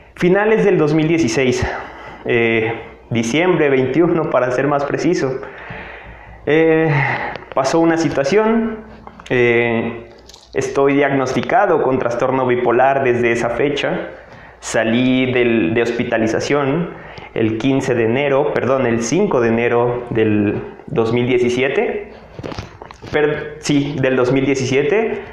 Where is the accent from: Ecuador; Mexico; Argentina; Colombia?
Mexico; Tabasco; moved away as an adult; now in Mexico City, Mexico; soy una persona que se fue a vivir al estado de Tabasco desde que estaba muy pequeño. tenía aproximadamente cuatro añitos y me fui a la ciudad de Tabasco. Estuve allá hasta los 18, 19 años